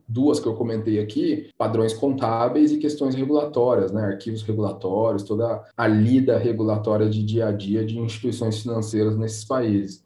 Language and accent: Portuguese; Brazil; como brasileiros que somos